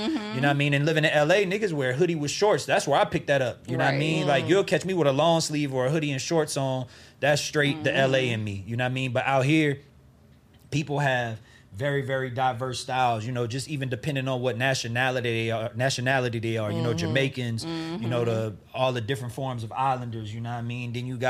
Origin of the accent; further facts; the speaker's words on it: the South, United States; I feel like growing up in the South taught me how to take care of things because I knew I wasn't going to get too much shit until I got a job.